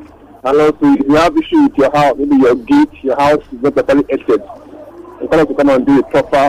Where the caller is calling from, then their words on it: Abuja, Federal Capital Territory, Nigeria; I'm calling from Abuja.